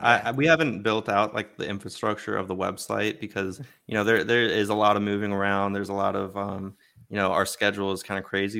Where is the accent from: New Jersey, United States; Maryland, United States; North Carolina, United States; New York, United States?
Maryland, United States; Baltimore; I was born in Baltimore and, uh, grew up an Orioles fan